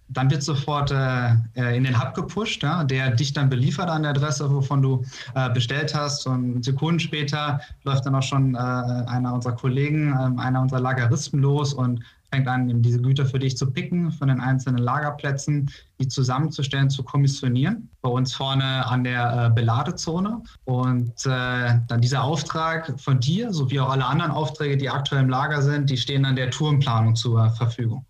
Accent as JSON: {"language": "German", "region": "North Rhine-Westphalia", "country": "Germany", "tie": "born or raised there", "also_born_or_lived": "Austin, Texas / Vallendar", "moved": "as an adult", "lives_now": "Münster, Germany", "said": "ich bin äh, gebürtiger Niederrheiner, da komme ich her, bin ich aufgewachsen"}